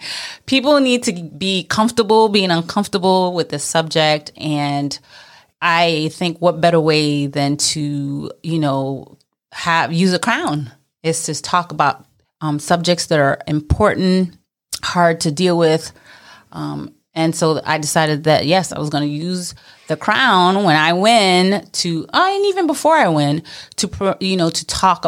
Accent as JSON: {"language": "English", "town": "Brooklyn", "region": "New York", "country": "United States", "tie": "born or raised there", "said": "I'm Mrs. New York American 2020, and I am a Brooklyn girl. Born and raised in Brooklyn, and specifically Flatbush."}